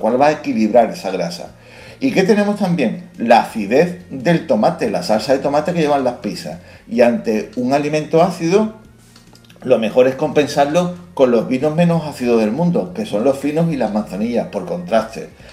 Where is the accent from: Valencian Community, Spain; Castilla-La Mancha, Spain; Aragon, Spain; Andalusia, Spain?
Andalusia, Spain; somos andaluces